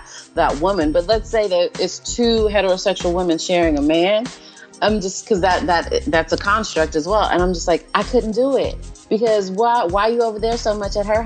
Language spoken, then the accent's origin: English; Oklahoma City, Oklahoma, United States; moved away as an adult; now in Dallas, United States; I've been in Dallas for a year now, but born and raised in Oklahoma City